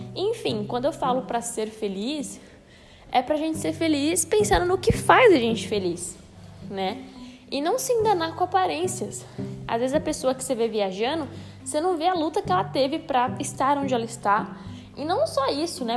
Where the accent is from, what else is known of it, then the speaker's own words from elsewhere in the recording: São Paulo, Brazil; Mas eu sou de São Paulo